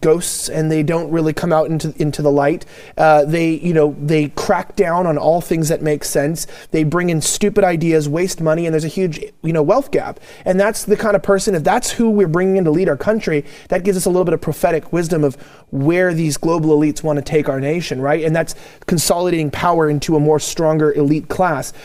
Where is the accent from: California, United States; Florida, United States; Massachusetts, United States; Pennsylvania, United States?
California, United States; I'm from California